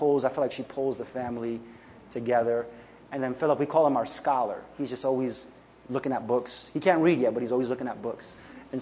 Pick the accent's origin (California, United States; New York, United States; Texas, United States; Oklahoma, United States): New York, United States; New York City; I grew up here in New York City, South Bronx, into, I would say, a life of poverty.